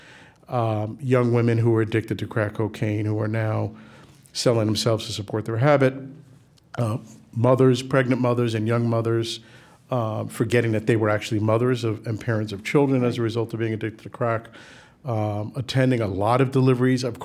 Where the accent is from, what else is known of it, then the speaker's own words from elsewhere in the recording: New York City, New York, United States; We grew up in the South Bronx at a time when it was, you know, it was a challenge